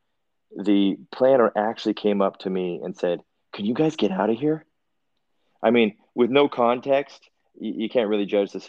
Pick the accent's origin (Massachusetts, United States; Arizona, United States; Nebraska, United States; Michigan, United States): Massachusetts, United States; Worcester; I grew up in Worcester